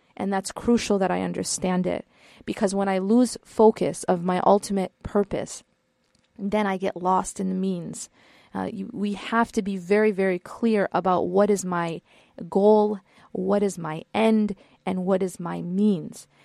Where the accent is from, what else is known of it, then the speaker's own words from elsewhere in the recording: Midwest, United States; now in California, United States; I'm not from California. I'm from the Midwest